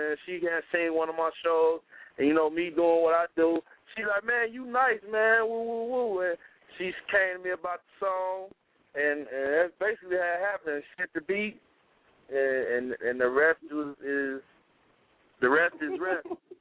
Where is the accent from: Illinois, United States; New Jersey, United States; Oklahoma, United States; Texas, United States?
Illinois, United States; Chicago; I'm from Chicago, born and raised, Inglewood. 70th and Dame